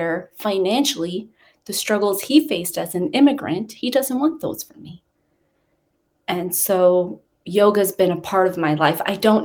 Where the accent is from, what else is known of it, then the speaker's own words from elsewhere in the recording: New York City, New York, United States; moved away as an adult; also born or lived in Long Island; now in United Kingdom; I grew up in Queens